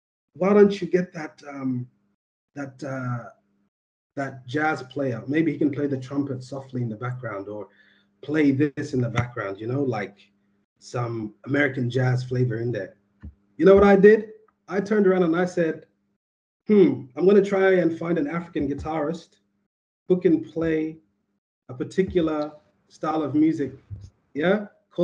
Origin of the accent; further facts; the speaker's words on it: Sydney, New South Wales, Australia; the cats that I grew up around in Western Sydney